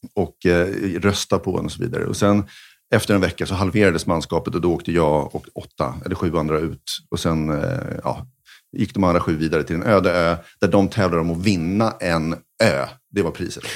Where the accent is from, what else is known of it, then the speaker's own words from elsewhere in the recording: Sweden; vi var från Sverige